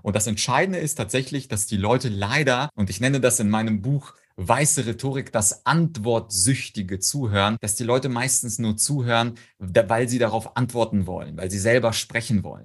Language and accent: German; Ukraine; moved away; Ich komme komme zum Beispiel aus der Ukraine